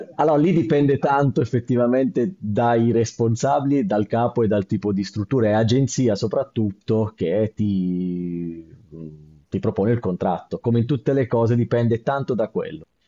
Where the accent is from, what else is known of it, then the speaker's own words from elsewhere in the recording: Bari, Apulia, Italy; sono originario di Bari